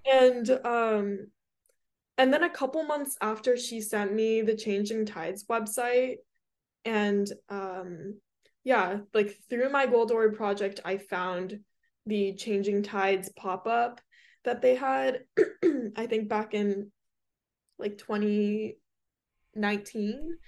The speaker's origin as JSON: {"language": "English", "town": "Hermosa Beach", "region": "California", "country": "United States", "said": "I'm from Hermosa"}